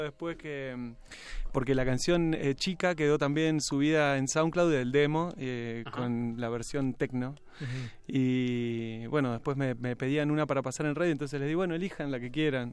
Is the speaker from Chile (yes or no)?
no; Salto, Buenos Aires Province, Argentina; moved away as an adult; now in Buenos Aires, Argentina; Yo vivo en, Buenos Aires, pero soy de Salto. Nací en Salto y vivo en Buenos Aires hace como 17 años